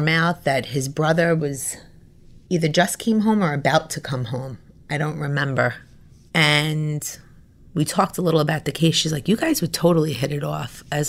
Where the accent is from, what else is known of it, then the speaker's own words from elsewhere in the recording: New York, United States; moved away as an adult; also born or lived in Florida; I lived in Florida. I'm from New York, but I lived in Florida. I went to graduate school in Florida.